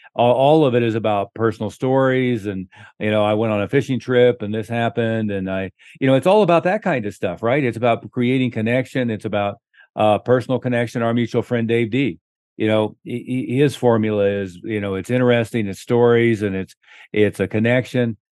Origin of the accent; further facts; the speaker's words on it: Oklahoma, United States; moved away; I was from Oklahoma